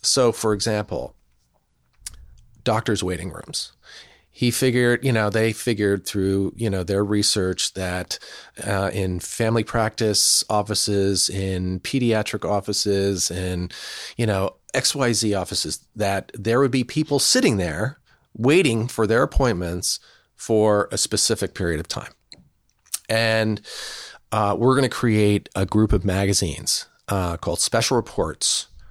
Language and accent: English; New Jersey, United States; moved away; we're part of the uh, the tribe of Lawn People, who've lived in New Jersey